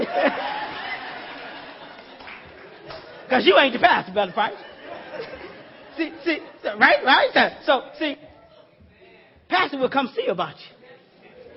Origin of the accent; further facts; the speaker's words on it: Louisiana, United States; I'm from Louisiana, old country boy, down in the sticks in the woods there.